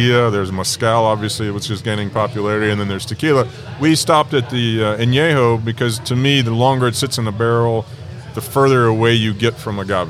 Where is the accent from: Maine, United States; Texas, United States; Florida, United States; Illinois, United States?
Texas, United States; also born or lived in Mexico; I grew up in Texas drinking tequila with my buddies that were mainly Mexican